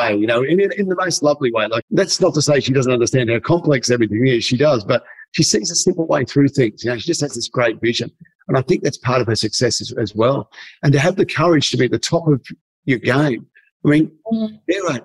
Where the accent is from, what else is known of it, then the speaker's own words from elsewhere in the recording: Geelong, Victoria, Australia; I grew up in Geelong in Victoria, probably one of the coldest places on earth.